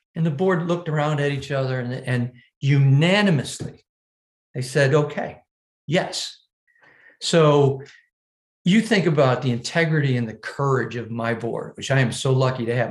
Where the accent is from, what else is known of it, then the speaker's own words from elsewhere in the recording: Buffalo, New York, United States; here in my hometown